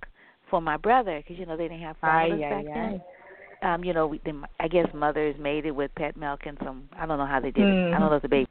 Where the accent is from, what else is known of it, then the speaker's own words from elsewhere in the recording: San Francisco, California, United States; I grew up in Ingleside on Granada